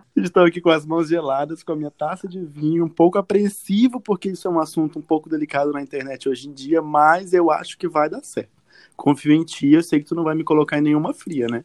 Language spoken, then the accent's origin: Portuguese; Acre, Brazil; sou acreano, sou um jornalista acreano